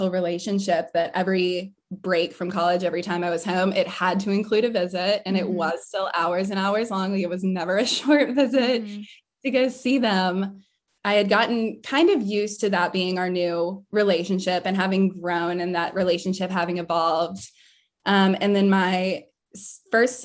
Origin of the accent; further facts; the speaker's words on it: Vinton, Virginia, United States; my small town and hometown like really embodies a lot of the things and the features that people think of when they think of a small town